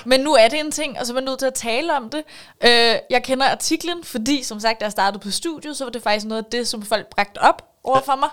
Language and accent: Danish; Vestegnen, Greater Copenhagen, Capital Region of Denmark, Denmark; jeg er jo ikke engang fra København. Jeg er fra Storkøbenhavn. Ja. Jeg er fra Vestegnen